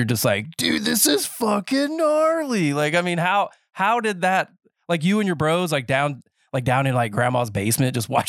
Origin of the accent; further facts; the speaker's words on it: North Carolina, United States; Because I grew up in Nowhereville, North Carolina. That's not the actual name of the place, but it's just, you know, middle of the woods.